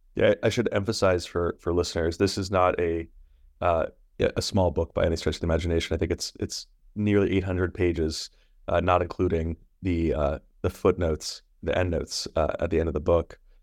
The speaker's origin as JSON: {"language": "English", "region": "New York", "country": "United States", "said": "As a New Yorker"}